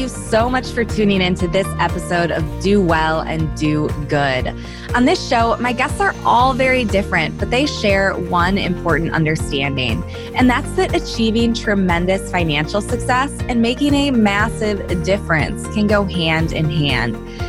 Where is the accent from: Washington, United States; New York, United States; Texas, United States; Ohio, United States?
Ohio, United States; Cleveland; my hometown, Cleveland, Ohio.